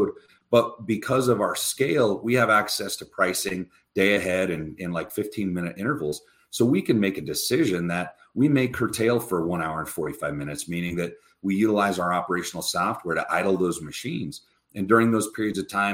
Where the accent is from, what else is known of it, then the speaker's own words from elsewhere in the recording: United States; also born or lived in Wyoming / Utah; growing up in Wyoming and Utah, being a Catholic kid